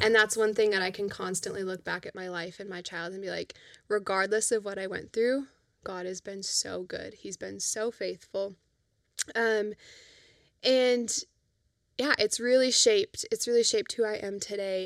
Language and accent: English; Fargo, North Dakota, United States; also born or lived in Grand Forks; we grew up in Fargo for the most part